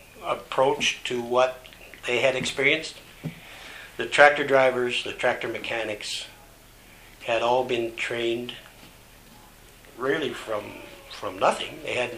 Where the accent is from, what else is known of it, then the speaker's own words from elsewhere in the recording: Toronto, Ontario, Canada; we're from the Toronto area.